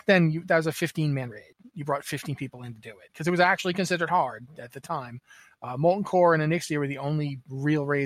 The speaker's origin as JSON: {"language": "English", "country": "Canada", "said": "I'm Canadian"}